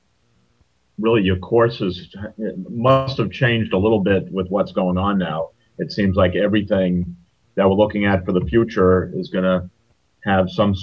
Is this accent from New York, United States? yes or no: yes; Glen Cove, New York, United States; Glen Cove, New York